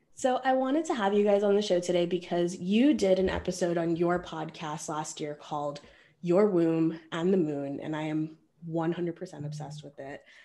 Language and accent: English; India; being an Indian woman